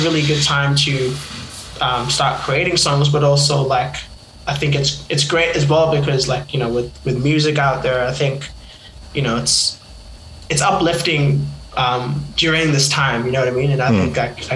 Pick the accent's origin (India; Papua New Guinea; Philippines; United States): Papua New Guinea; now in Australia; I'm actually originally from Papua New Guinea